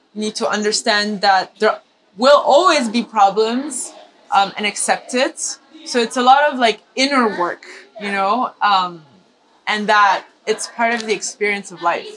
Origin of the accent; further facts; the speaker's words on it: Madagascar; also born or lived in Milan, Italy; So I'm half Italian, half Indian, but I grew up in Madagascar.